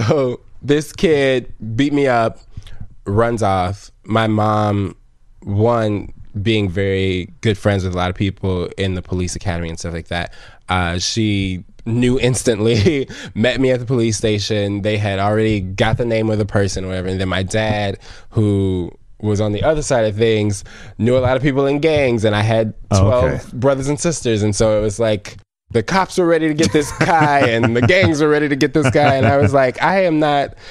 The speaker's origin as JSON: {"language": "English", "town": "Chicago", "region": "Illinois", "country": "United States", "tie": "born or raised there", "said": "I grew up on Inglewood, Chicago"}